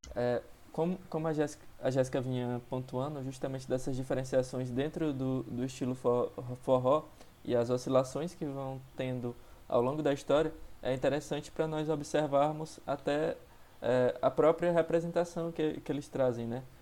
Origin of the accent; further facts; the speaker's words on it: Barra do Corda, Maranhão, Brazil; now in São Luís, Brazil; eu sou de Barra do Corda